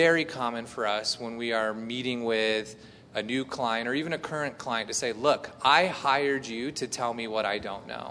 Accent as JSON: {"language": "English", "region": "Indiana", "country": "United States", "tie": "born or raised there", "said": "I grew up in Indiana, and at my high school, we had a radio station"}